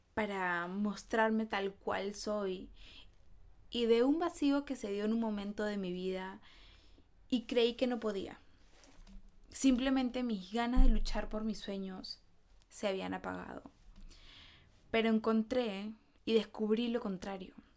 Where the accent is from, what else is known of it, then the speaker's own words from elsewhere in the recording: Peru; soy de Perú